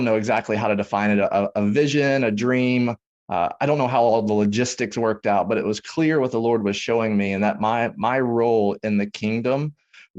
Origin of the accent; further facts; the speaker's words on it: Tennessee, United States; now in Dallas-Fort Worth, United States; I grew up in Tennessee